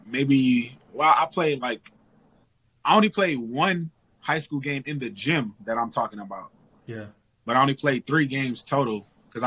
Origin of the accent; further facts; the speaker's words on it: Detroit, Michigan, United States; I mean, in a long story short, it was growing up in a slightly impoverished area. You know what I'm saying? Attending public school, sharing books, sharing pretty much everything with your classmat